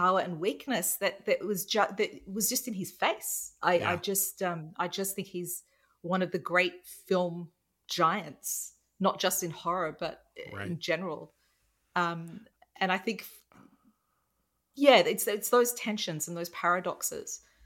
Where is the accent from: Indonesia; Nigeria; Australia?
Australia; I'm Australian, and white Australia is, you know, was it has a convict history